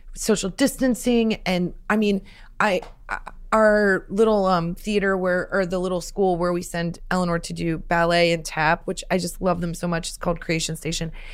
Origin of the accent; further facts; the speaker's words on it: Nebraska, United States; growing up in Nebraska, my mom was a teacher and my dad sold cars